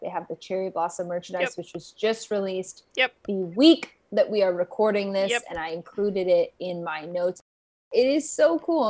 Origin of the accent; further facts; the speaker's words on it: United States; when I was living in Japan as an American person, like it felt like a piece of home